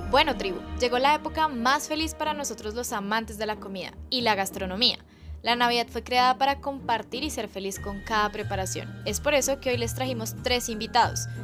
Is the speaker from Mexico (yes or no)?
no; Colombia; es nuestra favorita como colombianos